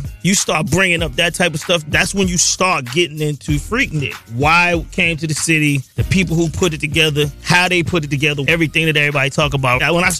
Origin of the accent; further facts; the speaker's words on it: Old National Highway, Atlanta area, Georgia, United States; I'm from Old National Highway.